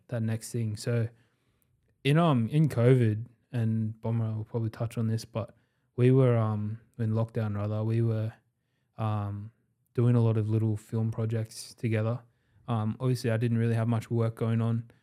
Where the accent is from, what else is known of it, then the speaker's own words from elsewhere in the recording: Sydney, New South Wales, Australia; we are all from Western Sydney